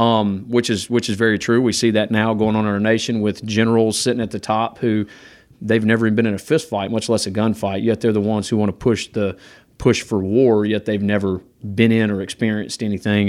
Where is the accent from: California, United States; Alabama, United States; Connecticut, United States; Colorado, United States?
Alabama, United States; Gardendale; I'm from Gardendale, Alabama